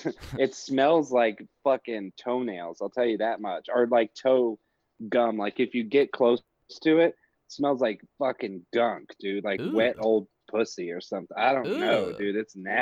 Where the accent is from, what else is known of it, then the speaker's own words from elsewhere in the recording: Texas, United States; you know, I'm from Texas, brother.